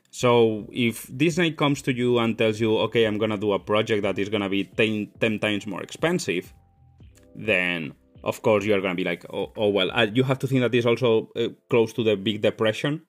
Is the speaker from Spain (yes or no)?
yes; Spain; moved away; I come from Spain